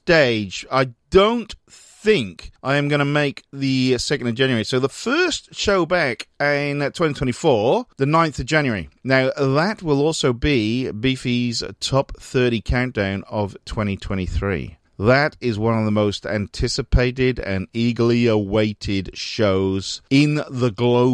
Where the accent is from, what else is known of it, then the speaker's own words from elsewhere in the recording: Newport, Wales, United Kingdom; from Newport in South Wales, my old hometown. Well, it's not my old, well, it is an old home, but it is my hometown as well.